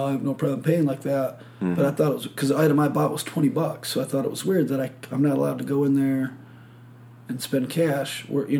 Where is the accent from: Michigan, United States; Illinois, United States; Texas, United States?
Michigan, United States; moved away; I was like, Michigan.